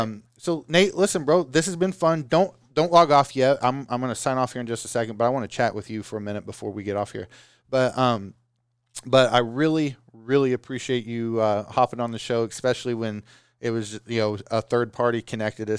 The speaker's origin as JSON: {"language": "English", "region": "Oklahoma", "country": "United States", "said": "I'm from Oklahoma"}